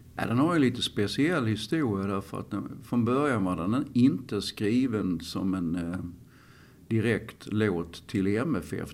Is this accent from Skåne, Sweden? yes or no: yes; Malmö, Skåne, Sweden; i Malmö överhuvudtaget. För att här är jag uppväxt.